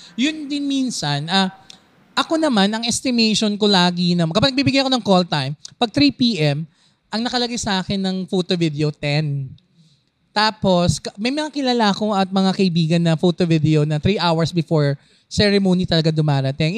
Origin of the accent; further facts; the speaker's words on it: Quezon City, Metro Manila, Philippines; taga Navaliches ako